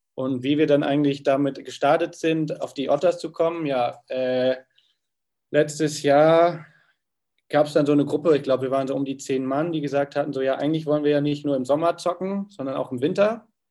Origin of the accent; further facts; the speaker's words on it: Frankfurt, Hesse, Germany; moved away as an adult; now in Hamburg, Germany; ursprünglicher Frankfurter, hergezogen vor guten acht Jahren nach Hamburg